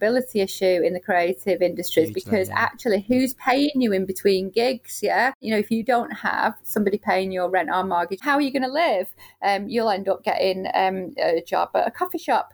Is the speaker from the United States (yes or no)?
no; Manchester, North West England, United Kingdom; I'm from Moston